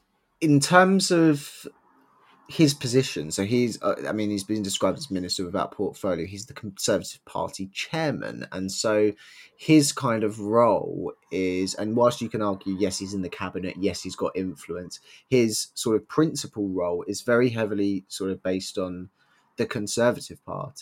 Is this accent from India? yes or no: yes; India; Yeah, as an Indian.